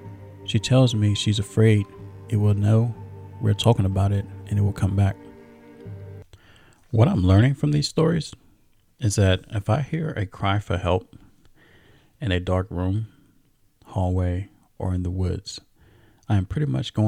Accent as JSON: {"language": "English", "region": "Iowa", "country": "United States", "said": "I am from Iowa, and the winters here get cold at night."}